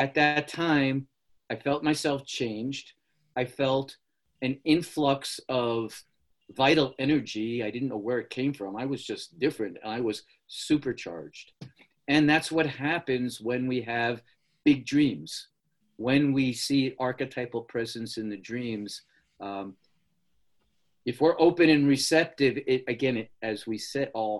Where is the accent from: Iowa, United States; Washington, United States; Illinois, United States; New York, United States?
New York, United States; New York City; I was born in the Bronx in 1951.